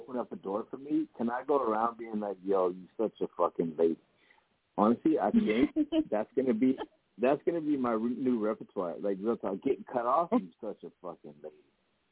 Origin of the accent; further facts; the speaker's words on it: Las Vegas, Nevada, United States; moved away; also born or lived in Henderson, Nevada; That's my hometown